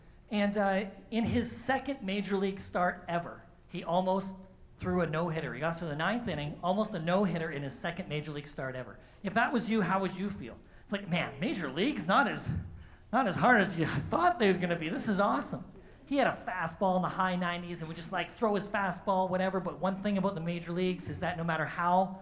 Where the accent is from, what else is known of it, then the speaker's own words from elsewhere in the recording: Thunder Bay, Ontario, Canada; moved away; my hometown of Thunder Bay